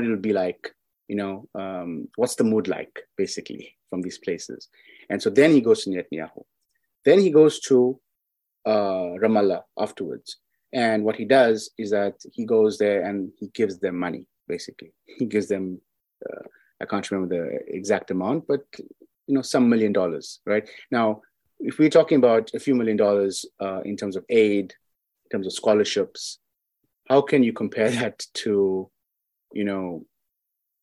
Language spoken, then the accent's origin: English; South Africa; I'm from South Africa